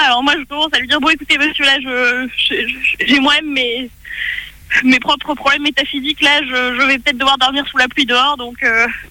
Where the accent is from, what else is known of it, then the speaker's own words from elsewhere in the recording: France; je viens de France.